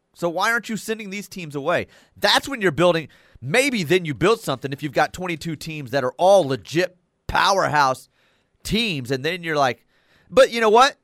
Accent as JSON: {"language": "English", "town": "Dallas", "region": "Texas", "country": "United States", "tie": "born or raised there", "said": "growing up in the Dallas area, the way I did with the Von Erichs and the Freebirds"}